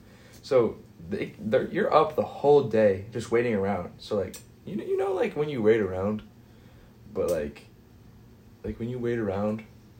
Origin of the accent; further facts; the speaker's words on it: Collinsville, Oklahoma, United States; moved away as an adult; also born or lived in Tulsa, Oklahoma; I'm from Collinsville, Oklahoma. I moved to Collinsville like when I was in third grade because I was born in Tulsa.